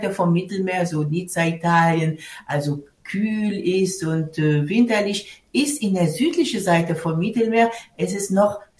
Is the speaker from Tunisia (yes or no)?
yes; Tunis, Tunis Governorate, Tunisia; German is a second language; was es alles gibt in, in meiner Stadt Tunis, wo ich groß geworden bin.